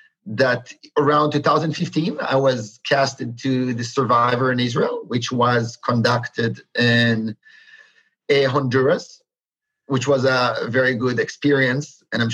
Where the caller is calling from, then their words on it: Berlin, Germany; I am calling from Berlin. That's correct.